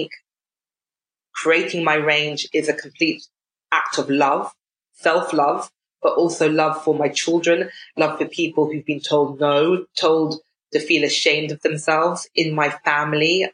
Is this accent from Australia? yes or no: no; United Kingdom; as British people